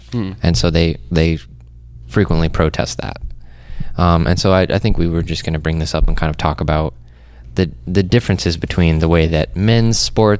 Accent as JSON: {"language": "English", "town": "Champaign", "region": "Illinois", "country": "United States", "tie": "born or raised there", "said": "I grew up around Champaign"}